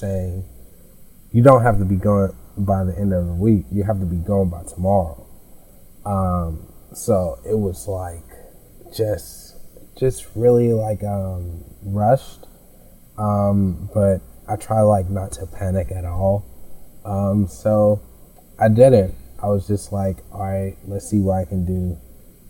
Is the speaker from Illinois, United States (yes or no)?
yes; Chicago, Illinois, United States; moved away as an adult; also born or lived in Fisk University, Nashville, Tennessee; I am from the South Side, but I went to high school on the West Side